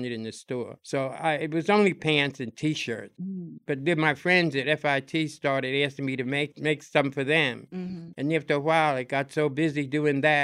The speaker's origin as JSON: {"language": "English", "town": "Newark", "region": "New Jersey", "country": "United States", "tie": "born or raised there", "also_born_or_lived": "New York", "said": "I grew up in Newark, New Jersey"}